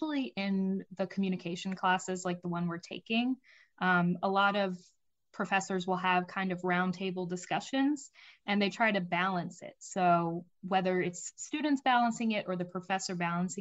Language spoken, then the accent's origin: English; Roanoke, Virginia, United States; I'm actually from the Roanoke area